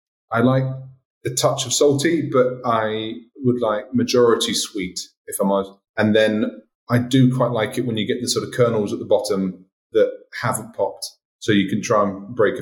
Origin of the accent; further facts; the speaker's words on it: England, United Kingdom; now in Martinique; being an English guy